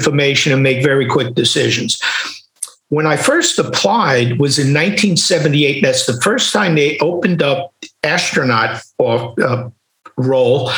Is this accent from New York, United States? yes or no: yes; New York City, New York, United States; growing up in Queens or Brooklyn, in New York in those times